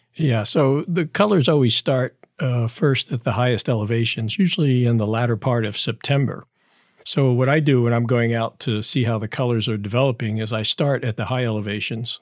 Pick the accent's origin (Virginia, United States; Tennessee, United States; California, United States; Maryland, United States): Maryland, United States; now in North Carolina, United States; I grew up in Maryland